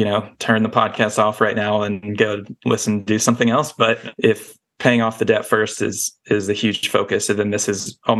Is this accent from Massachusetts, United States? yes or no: no; Nashville, Tennessee, United States; I grew up in Nashville, Tennessee, listening to Dave Ramsey in middle school